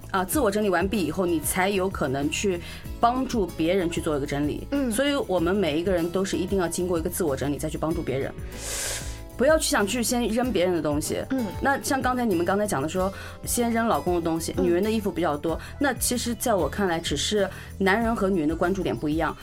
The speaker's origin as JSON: {"language": "Chinese", "country": "China", "said": "类似于我们中国人教的厨堂式的一个地方"}